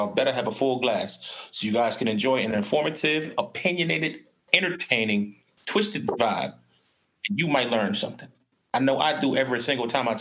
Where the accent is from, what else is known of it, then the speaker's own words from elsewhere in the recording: Baltimore, Maryland, United States; I am from Baltimore, Maryland